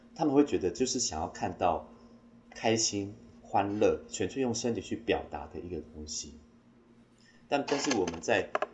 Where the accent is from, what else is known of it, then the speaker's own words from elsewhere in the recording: Taimali, Taitung County, Taiwan; 我是来自台东太麻里新乡蓝沙沙拉克部落的阿美族